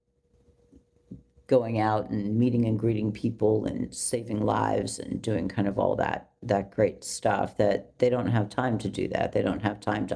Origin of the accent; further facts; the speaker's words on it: California, United States; moved away as an adult; also born or lived in New York City; I was from California